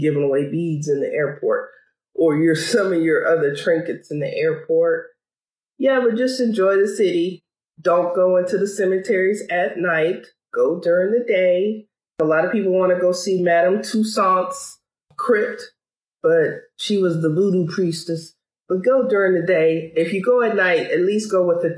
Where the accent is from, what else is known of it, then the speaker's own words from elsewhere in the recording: Bogalusa, Louisiana, United States; now in Dayton, United States; my hometown of Bogalusa, Louisiana